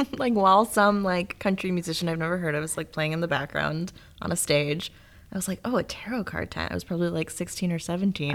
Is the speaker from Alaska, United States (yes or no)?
no; Rockton, Illinois, United States; my hometown. I'm from Rockton, Illinois